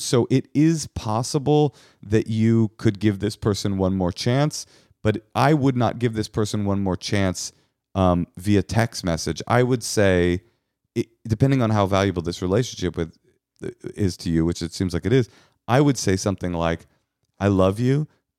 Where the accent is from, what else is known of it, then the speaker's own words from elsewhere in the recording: California, United States; I'm from California. It's just, it's never come up.